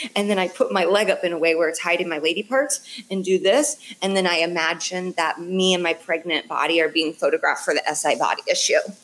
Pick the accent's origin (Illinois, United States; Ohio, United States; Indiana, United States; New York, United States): Indiana, United States; Indianapolis; I'm from Indy